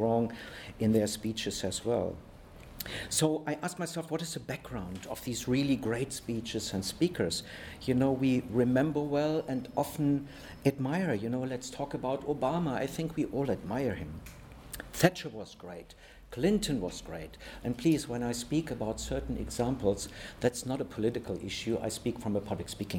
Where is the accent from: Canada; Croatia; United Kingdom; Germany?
Germany; I come from Germany